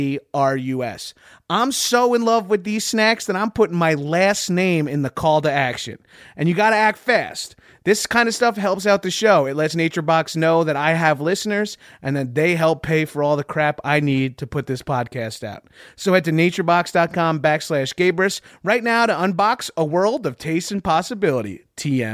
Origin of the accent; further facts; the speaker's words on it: Long Island, New York, United States; I'm from Long Island, albeit I'm not Jewish